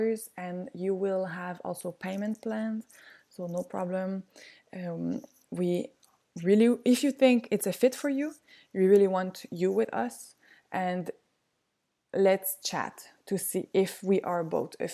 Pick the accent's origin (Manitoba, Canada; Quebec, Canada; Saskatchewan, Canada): Quebec, Canada; South Shore of Montreal; I'm just from the South Shore, like on the other side of the bridge. But I went to school in Montreal.